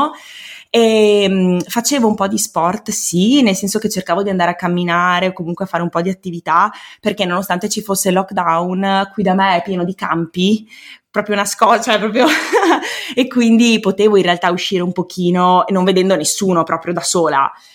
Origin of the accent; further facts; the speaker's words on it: Veneto, Italy; also born or lived in Province of Treviso; sono veneta, eh, abito in provincia di Treviso